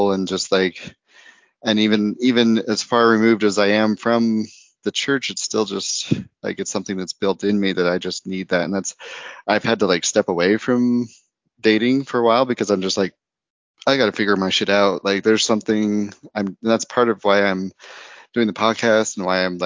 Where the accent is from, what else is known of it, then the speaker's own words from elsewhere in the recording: United States; moved away as an adult; also born or lived in Idaho; growing up in Utah and Idaho